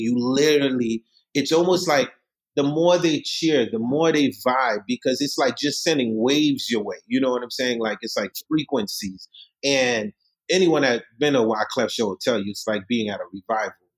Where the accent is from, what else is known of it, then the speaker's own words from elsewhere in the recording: New York City, New York, United States; English is a second language; also born or lived in Haiti; I left Haiti when I was 10 years old. I came to Brooklyn. I grew up in Marlboro Projects, Coney Island